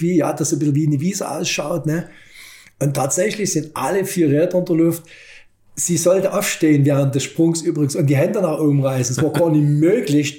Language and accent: German; Germany; als Ossi